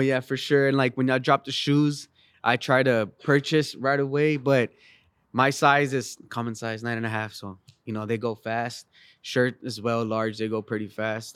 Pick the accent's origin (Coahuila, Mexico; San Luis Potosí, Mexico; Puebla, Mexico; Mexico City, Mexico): San Luis Potosí, Mexico; now in San Antonio, United States; I'm originally from Mexico, San Luis Potosi, Mexico